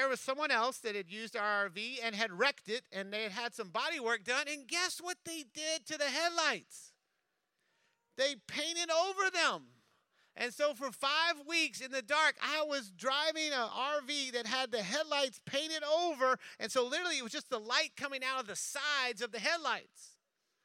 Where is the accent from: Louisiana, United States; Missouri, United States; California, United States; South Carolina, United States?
Louisiana, United States; I'm from Louisiana